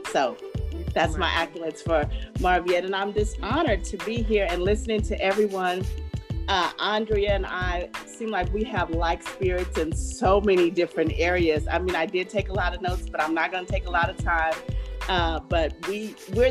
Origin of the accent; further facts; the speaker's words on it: Dallas, Texas, United States; moved away as an adult; also born or lived in San Antonio, Texas; But I am from Dallas, and I lived in San Antonio for over 17 years